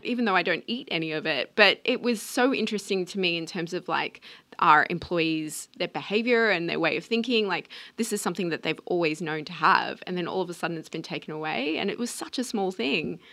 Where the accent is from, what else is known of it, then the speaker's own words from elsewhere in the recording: Australia; being Australian